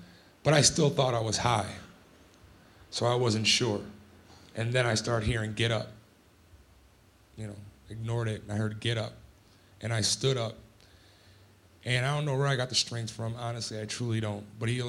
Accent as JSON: {"language": "English", "town": "Scranton", "region": "Pennsylvania", "country": "United States", "lives_now": "Salt Lake City, United States", "said": "from Scranton, Pennsylvania. What a journey it's been, but it's been a good one. I found my way to Salt Lake City"}